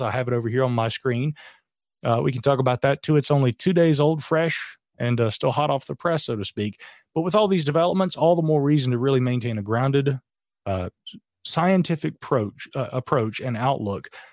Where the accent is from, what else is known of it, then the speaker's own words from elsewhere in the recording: Asheville, North Carolina, United States; here in my hometown of Asheville